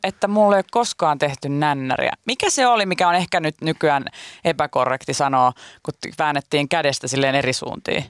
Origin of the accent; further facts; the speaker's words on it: Pori, Satakunta, Finland; ainakin meillä Porissa